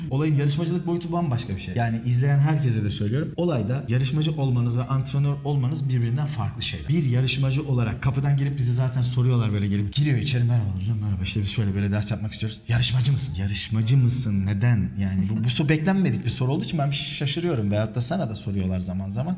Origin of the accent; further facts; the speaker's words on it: Ankara, Turkey; ben Ankaralıyım. Ben Ankara'da doğdum büyüdüm.